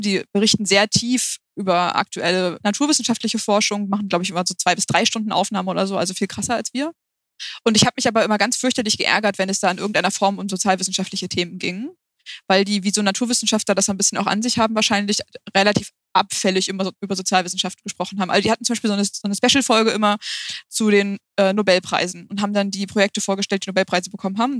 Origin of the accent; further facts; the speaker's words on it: Hamburg, Germany; wir kommen beide aus Hamburg